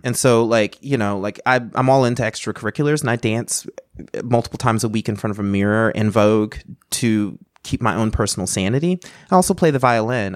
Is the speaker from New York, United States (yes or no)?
no; North Carolina, United States; I grew up in North Carolina